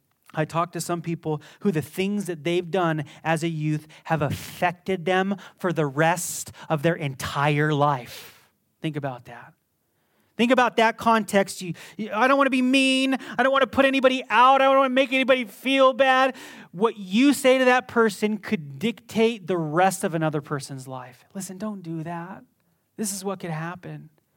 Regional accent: Las Vegas, Nevada, United States; I was born in Las Vegas. I grew up here. My eyes are going to be messed up, living in the desert your whole life, almost.

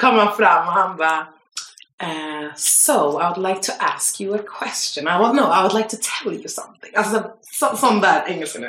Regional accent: Stockholm, Stockholm County, Sweden; Jag är en tjej från Stockholm

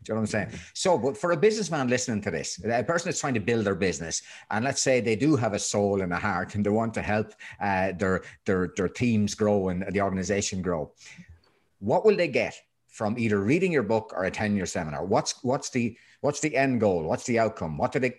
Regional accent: Ireland; I come from a land of misery, So, because I'm Irish, we don't really inform our faces whether we're happy or sad.

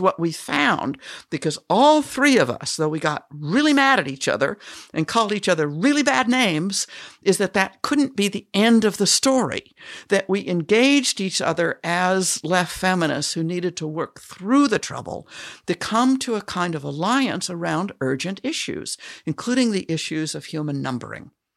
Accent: Denver, Colorado, United States; I grew up in Irish Catholic Denver

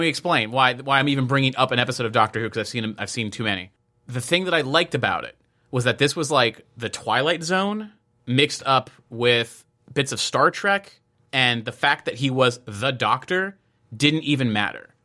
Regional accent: United States; I'm American

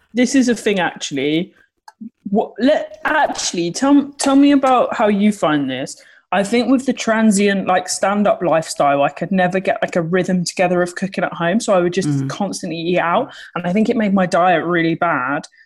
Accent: Sittingbourne, South East England, United Kingdom; grew up in Sittingbourne in Kent.

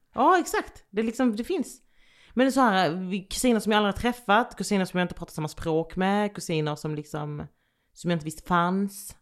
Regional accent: Landskrona, Skåne, Sweden; accent: Skånska; moved away; also born or lived in Västervik / Jönköping; jag växte också upp i ett område där det liksom bodde blandat med folk.

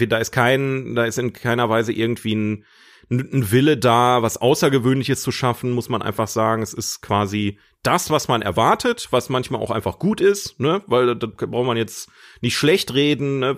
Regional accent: Ruhr area, North Rhine-Westphalia, Germany; bei uns im Ruhrgebiet

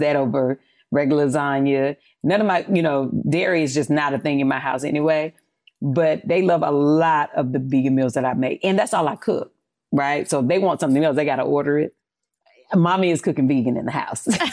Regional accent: North Carolina, United States; I'm from North Carolina, you know, from the South

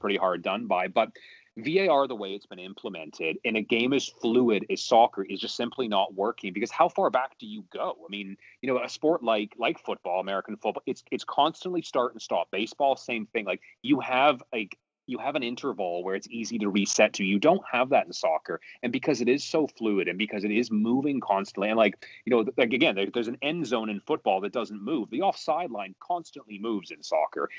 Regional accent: Canada; also born or lived in Vancouver; I am very Canadian, living in, in Vancouver

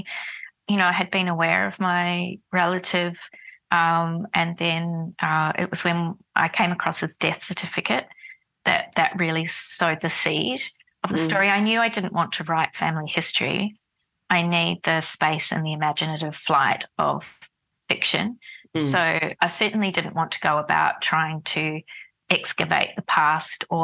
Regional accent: Dunedin, Otago, New Zealand; moved away as an adult; also born or lived in Wellington, New Zealand / Berlin, Germany; now in Melbourne, Australia; Port Chalmers, which is the port of the city of Dunedin, where I grew up in New Zealand.

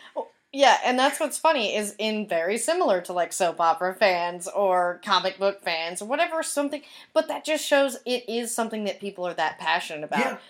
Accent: Texas, United States; now in California, United States; growing up in Texas

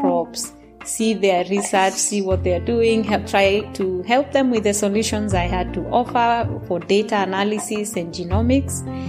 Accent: Kenya; English is a second language; moved away as an adult; now in Sweden

